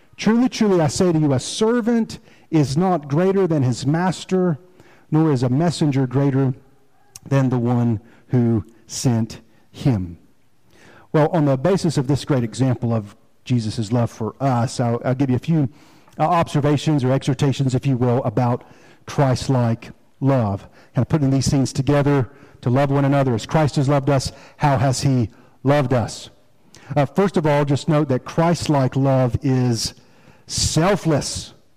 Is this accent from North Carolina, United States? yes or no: yes; Rocky Mount, North Carolina, United States; also born or lived in Fayetteville, North Carolina; Now, I consider Rocky Mount home